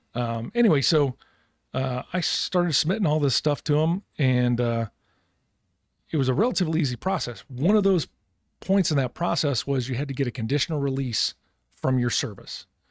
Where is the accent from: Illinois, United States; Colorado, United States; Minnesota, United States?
Illinois, United States; Galesburg; moved away as an adult; I grew up in Galesburg, Illinois, small little farm town